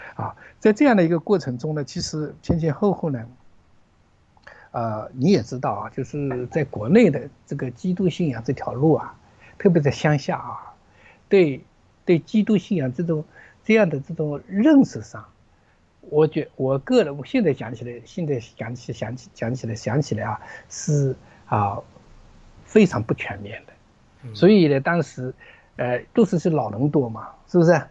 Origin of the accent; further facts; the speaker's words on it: Zhejiang, China; moved away; 我老家是浙江的一个老家，一个小， 小镇啊，小镇上啊，江南的一个小镇上